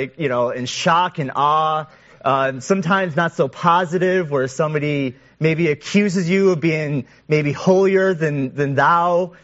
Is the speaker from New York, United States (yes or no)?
yes; Western New York, United States; I was a middle schooler, growing up in Western New York